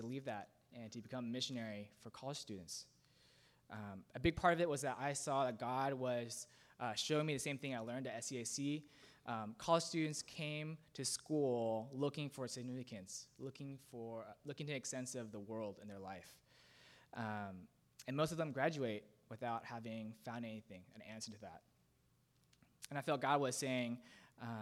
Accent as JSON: {"language": "English", "country": "United States", "tie": "born or raised there", "said": "I grew up here in Beacon Hill in a Buddhist household."}